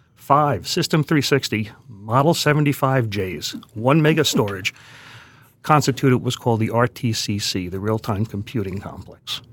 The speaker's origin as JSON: {"language": "English", "town": "New York City", "region": "New York", "country": "United States", "tie": "born or raised there", "said": "I grew up in Queens"}